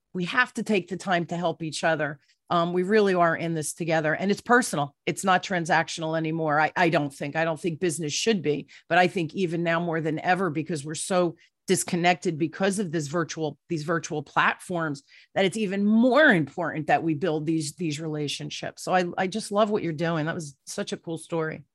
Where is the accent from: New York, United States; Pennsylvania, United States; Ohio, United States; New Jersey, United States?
New Jersey, United States; I'm from the East Coast, right? I'm a Jersey girl